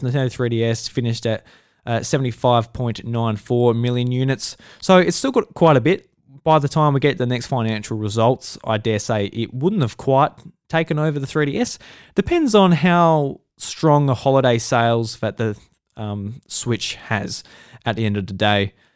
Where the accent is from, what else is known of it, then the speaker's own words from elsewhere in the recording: Australia; I'm Australian, I'm in Australia